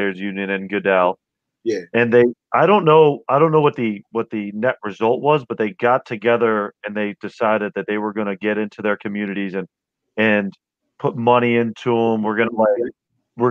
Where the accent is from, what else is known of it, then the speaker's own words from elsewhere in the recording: Connecticut, United States; I grew up in Connecticut and I went to public school my whole life